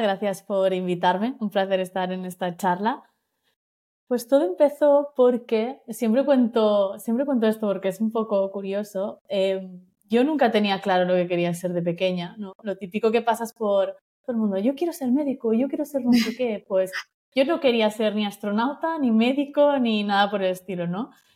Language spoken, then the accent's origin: Spanish; Menorca, Balearic Islands, Spain; soy de Menorca